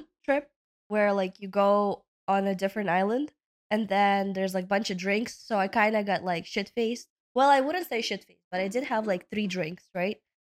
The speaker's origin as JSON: {"language": "English", "town": "New York City", "region": "New York", "country": "United States", "also_born_or_lived": "Uzbekistan", "accent": "Brooklyn", "said": "Like anyone wondering what my accent from is, Brooklyn."}